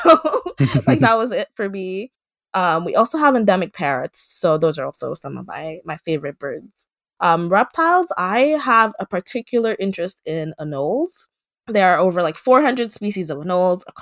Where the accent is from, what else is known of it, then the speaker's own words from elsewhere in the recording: Dominica; I am from the Commonwealth of Dominica, which is a small island in the Caribbean